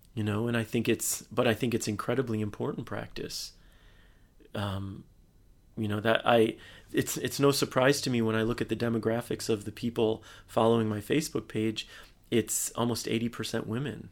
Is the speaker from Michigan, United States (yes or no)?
yes; Michigan, United States; moved away as an adult; also born or lived in Bay Area, California; which is my home state